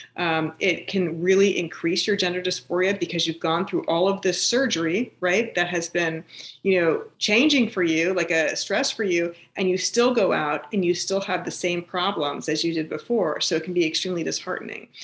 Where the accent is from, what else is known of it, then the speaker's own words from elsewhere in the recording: East Bay, San Francisco, California, United States; moved away; also born or lived in New Jersey; I grew up in the East Bay of, of, San Francisco